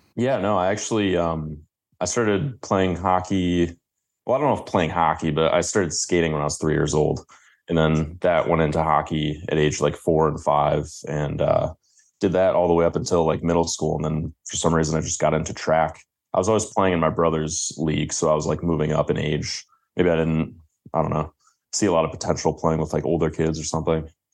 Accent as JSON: {"language": "English", "town": "Grosse Ile", "region": "Michigan", "country": "United States", "tie": "born or raised there", "said": "Grow Zeal, the place where I grew up, is actually considered or one year, it was considered, like, the safest place in Michigan."}